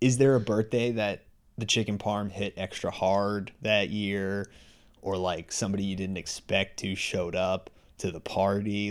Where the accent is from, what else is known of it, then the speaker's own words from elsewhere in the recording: New York, United States; moved away as an adult; now in Boston area, United States; I grew up in New York